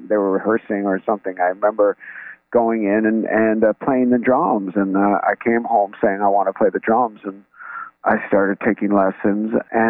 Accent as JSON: {"language": "English", "region": "New York", "country": "United States", "tie": "born or raised there"}